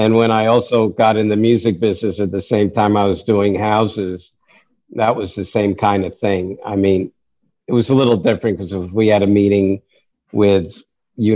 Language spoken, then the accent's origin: English; New York, United States; I'm a New Yorker